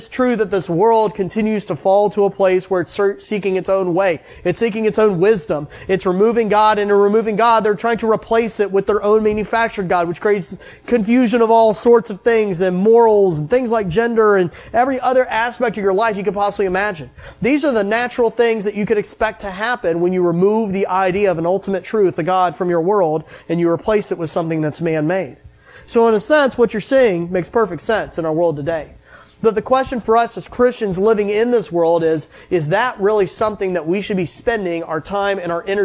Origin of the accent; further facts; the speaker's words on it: United States; I grew up in the United States